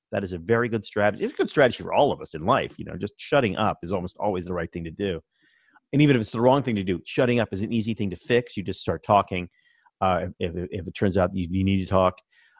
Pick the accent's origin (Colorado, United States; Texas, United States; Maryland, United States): Maryland, United States; Baltimore; born there; also born or lived in New England; but I was born in Baltimore, so I've been an Orioles fan forever. I spent a long time in New England